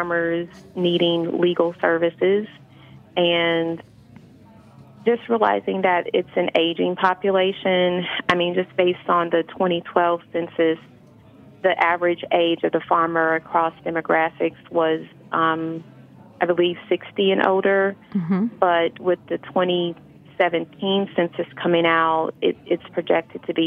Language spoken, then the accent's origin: English; Kansas City, Missouri, United States; moved away; also born or lived in Fayetteville, Arkansas; I'm originally from Kansas City, Missouri